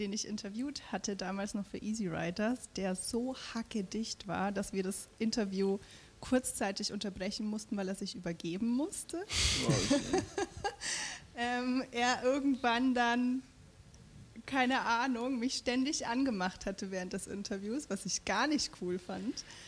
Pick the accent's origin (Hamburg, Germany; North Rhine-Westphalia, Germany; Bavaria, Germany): Bavaria, Germany; Franconia; ich bin ja auch im Frankenland groß geworden